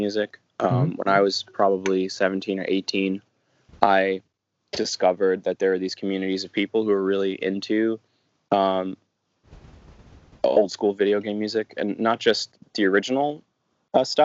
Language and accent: English; New York City, New York, United States; moved away; I am from New York City originally, and I grew up in a musical family